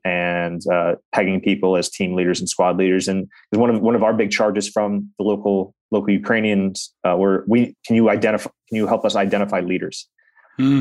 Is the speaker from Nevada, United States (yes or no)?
yes; Reno, Nevada, United States; my hometown of Reno, Nevada